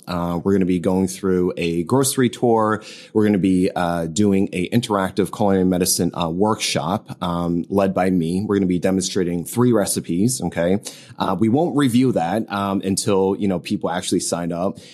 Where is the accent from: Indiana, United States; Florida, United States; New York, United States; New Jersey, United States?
New Jersey, United States; now in Southern California, United States; I am originally from New Jersey. I'm based in Southern California.